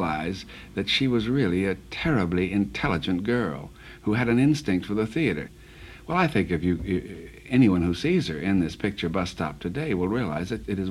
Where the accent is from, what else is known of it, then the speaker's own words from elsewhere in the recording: the South, United States; I'm from the South